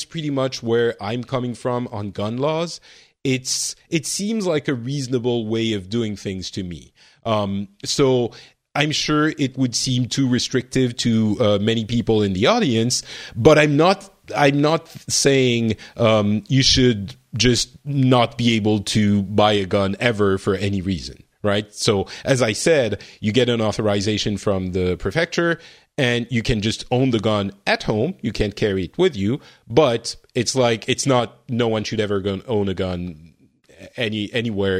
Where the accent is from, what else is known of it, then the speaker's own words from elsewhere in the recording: France; I grew up in France. I wasn't born there, but got there very early in my life